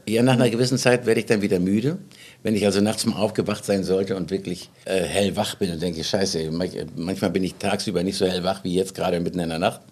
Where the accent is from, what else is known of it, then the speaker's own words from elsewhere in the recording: Schleswig-Holstein, Germany; ich komme aus Schleswig-Holstein